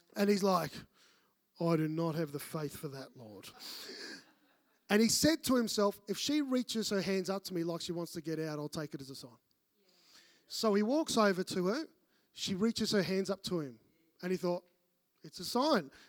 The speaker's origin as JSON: {"language": "English", "town": "Melbourne", "region": "Victoria", "country": "Australia", "moved": "yes", "said": "I'm from Melbourne"}